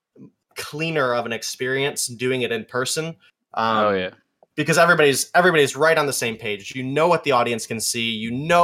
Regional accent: Michigan, United States; I'm from Michigan

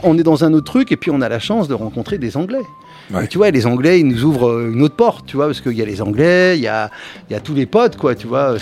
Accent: Cachan, Île-de-France, France; mon quartier, de là où je viens, de Cachan

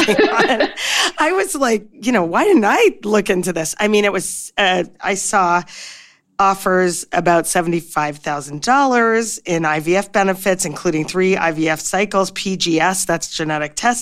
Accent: Canada; now in United States; I'm originally from Canada

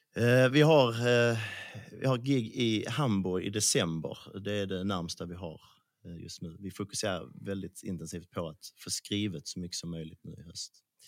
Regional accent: Skåne, Sweden; accent: Scanian (skånska)

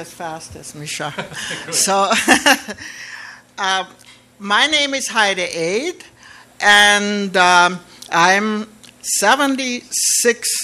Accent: Austria; now in Canada; I was born in 1936 in Austria

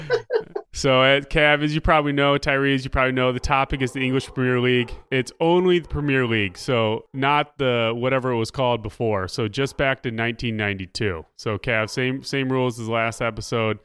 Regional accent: United States; as an American

